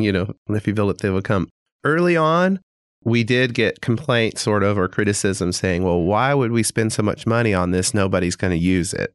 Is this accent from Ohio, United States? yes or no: no; Springfield, Missouri, United States; moved away as an adult; also born or lived in Tulsa, Oklahoma; now in Fayetteville, United States; I grew up in Springfield, Missouri